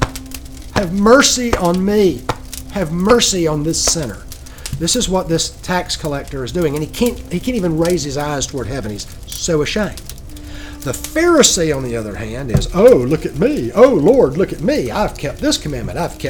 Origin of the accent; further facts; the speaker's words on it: Georgia, United States; I'm from Georgia